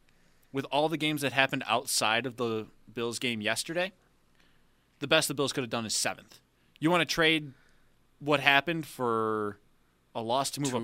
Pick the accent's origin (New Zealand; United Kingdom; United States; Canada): Canada; It's the Canadian in me that apologizes all the time